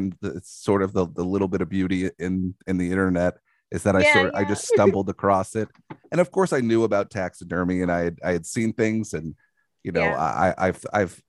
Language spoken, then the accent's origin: English; Long Island, New York, United States; moved away; also born or lived in Bushwick, Brooklyn; I'm from New York. I'm from Long Island